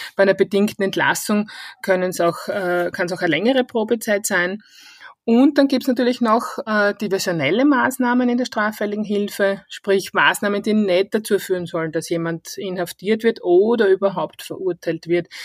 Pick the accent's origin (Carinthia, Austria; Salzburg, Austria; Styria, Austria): Styria, Austria; born or raised there; accent: Styrian dialect; moved away as an adult; now in Vienna, Austria